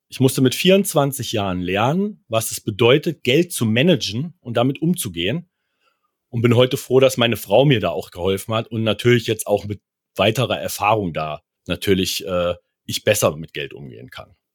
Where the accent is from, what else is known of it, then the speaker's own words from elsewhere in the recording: near Kassel, Hesse, Germany; Ich komme aus der Nähe von Kassel